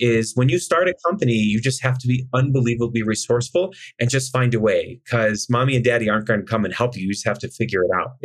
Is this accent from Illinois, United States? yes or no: yes; Chicago, Illinois, United States; I'm from Chicago. We grew up in a middle to upper class neighborhood